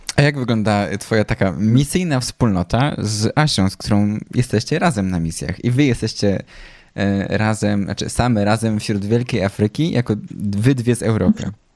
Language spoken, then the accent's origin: Polish; Poland; jesteśmy z Polski